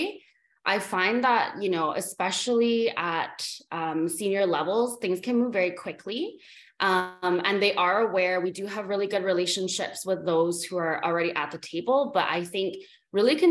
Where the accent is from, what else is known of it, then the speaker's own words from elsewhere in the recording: Vancouver, British Columbia, Canada; I grew up in Canada, I grew up in Vancouver.